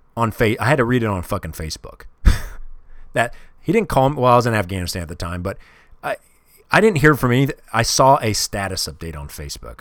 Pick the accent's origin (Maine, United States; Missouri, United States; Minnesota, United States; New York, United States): Missouri, United States; Kansas City; I grew up in Kansas City